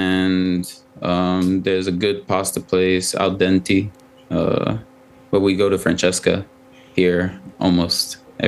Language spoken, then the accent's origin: English; Ghana; first language Twi; English is a second language; also born or lived in Spain; I speak 2. I speak English and my native language, which is Twi in Ghana, and hopefully French soon.